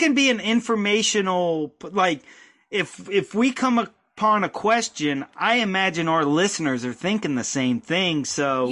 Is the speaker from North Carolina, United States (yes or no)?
yes; North Carolina, United States; also born or lived in New York; I was born in New York. Moved to North Carolina when I was five.